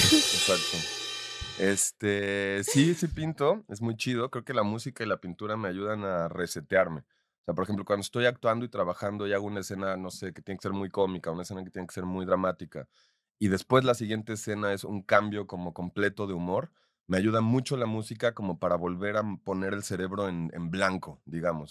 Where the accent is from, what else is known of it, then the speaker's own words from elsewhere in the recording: Mexico; En mi país es complicado. En México